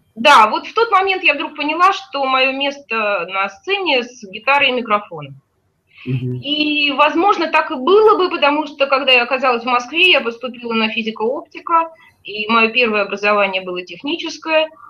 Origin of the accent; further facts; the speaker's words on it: Baku, Azerbaijan; moved away; я не была в родном городе э, с тех пор, как уехала из него в 88 году